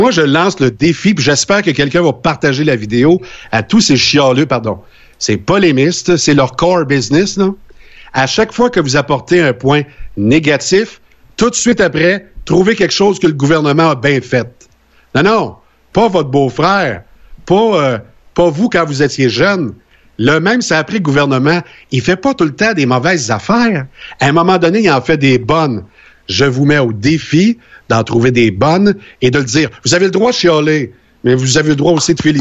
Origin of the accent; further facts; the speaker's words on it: Quebec, Canada; je suis québécois